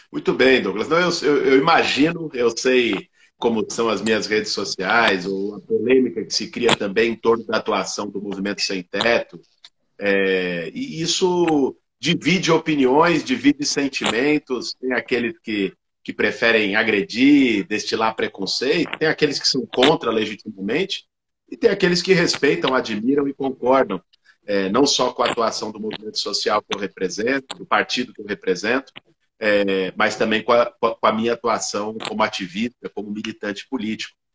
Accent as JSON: {"language": "Portuguese", "region": "São Paulo", "country": "Brazil", "tie": "born or raised there", "said": "eu nasci em São Paulo, há 38 anos vivo na cidade de São Paulo"}